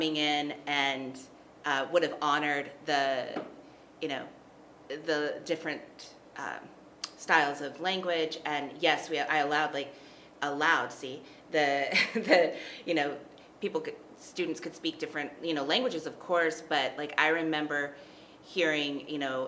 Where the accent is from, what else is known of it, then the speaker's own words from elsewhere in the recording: Texas, United States; moved away as an adult; now in Colorado, United States; I'm from Texas